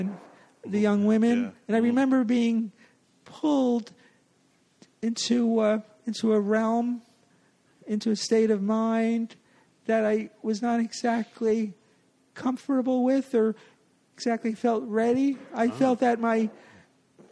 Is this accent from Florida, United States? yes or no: no; New Jersey, United States; now in New York City, United States; I grew up in New Jersey.